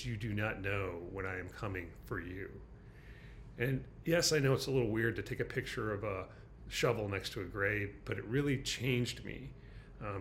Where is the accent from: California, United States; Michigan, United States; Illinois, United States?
Michigan, United States; now in San Francisco, United States; my home state of Michigan, in the middle of Michigan